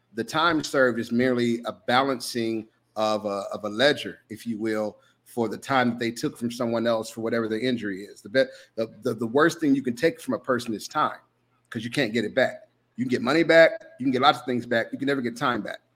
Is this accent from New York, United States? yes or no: no; Jackson, Mississippi, United States; I grew up in Jackson, Mississippi